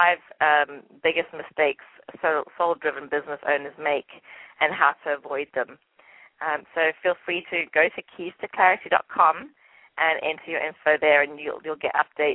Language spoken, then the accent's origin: English; England, United Kingdom; accent: English; it's probably my English accent